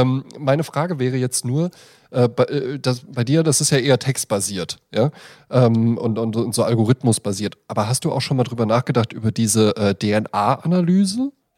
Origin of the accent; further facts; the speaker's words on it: near Braunfels, Hesse, Germany; accent: Hessian; Ich bin ja auch ähm, in der Nähe von Braunfels aufgewachsen